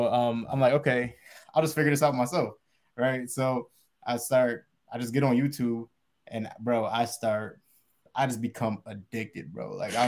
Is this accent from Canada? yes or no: no; Pennsylvania, United States; my mom, remember, she lives out here in Arizona. I'm originally from Pennsylvania. Right. So I'm still on the East Coast.